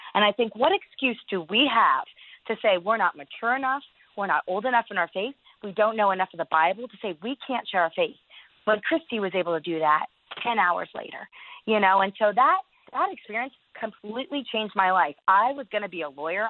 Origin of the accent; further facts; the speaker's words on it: United States; also born or lived in East Asia; being an American